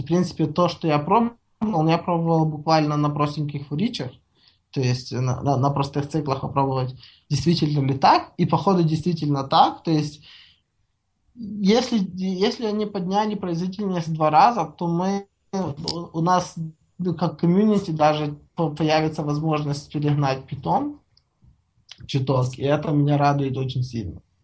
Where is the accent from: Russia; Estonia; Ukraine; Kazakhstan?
Ukraine; Я сам из Украины